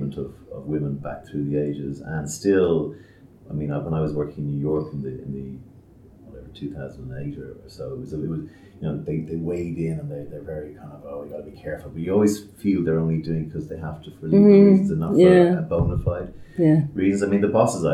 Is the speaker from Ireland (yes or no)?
yes; Ireland; We say in Ireland